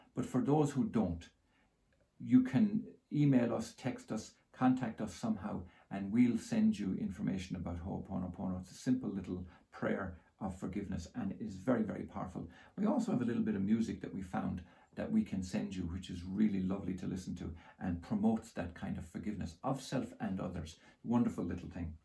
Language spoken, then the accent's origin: English; Ireland; I grew up in Holy Catholic Ireland